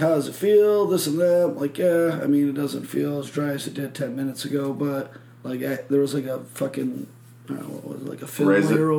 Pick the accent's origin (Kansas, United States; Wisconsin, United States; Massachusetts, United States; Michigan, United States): Michigan, United States; moved away; I was like, Michigan.